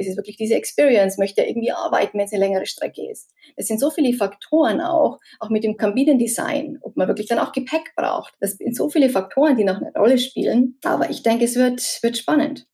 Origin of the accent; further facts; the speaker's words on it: Munich area, Bavaria, Germany; ich komme ja auch aus der Münchner Gegend